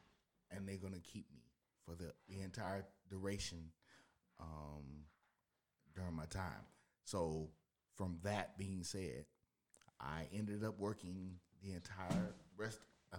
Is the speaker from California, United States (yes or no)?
no; Miami, Florida, United States; I'm originally from Miami.